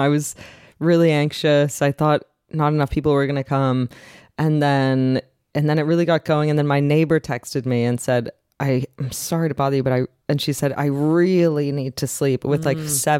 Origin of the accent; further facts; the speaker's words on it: Canada; as a Canadian